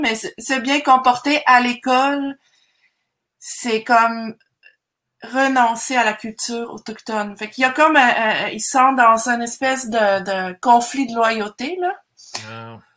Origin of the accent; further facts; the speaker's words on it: Zurich, Switzerland; moved away as an adult; also born or lived in Marseille, France / Montreal, Canada / Manicouagan, Quebec, Canada; now in Canada; je suis d'origine suisse-allemande. Je viens de Zurich